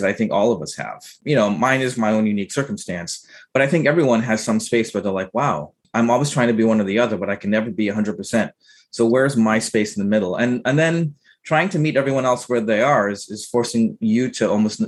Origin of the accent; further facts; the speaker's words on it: United States; also born or lived in Trinidad and Tobago; I came to the United States as a child, sort of grew up in the United States.